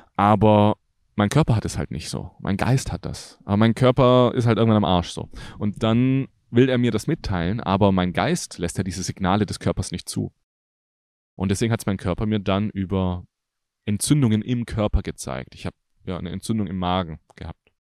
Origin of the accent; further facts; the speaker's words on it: Germany; ich liebe Deutschland, das ist meine Heimat